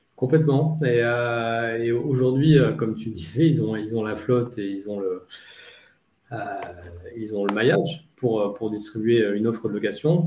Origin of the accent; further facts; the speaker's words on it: Nice, Provence-Alpes-Côte d'Azur, France; also born or lived in Paris / London; now in Marseille, France; être niçois d'origine